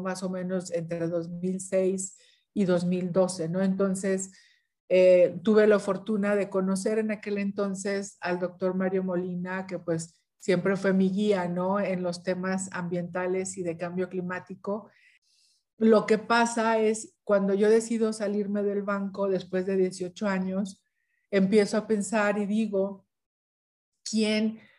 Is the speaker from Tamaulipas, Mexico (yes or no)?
yes; Ciudad Victoria, Tamaulipas, Mexico; yo soy de Ciudad Victoria, Tamaulipas, pues está en el norte de México